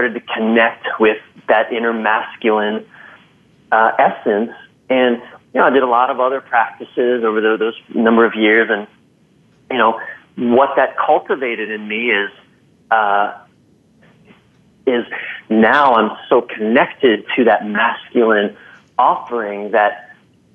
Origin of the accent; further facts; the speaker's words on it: Maryland, United States; moved away; I'm from Maryland, and I went home to visit many months ago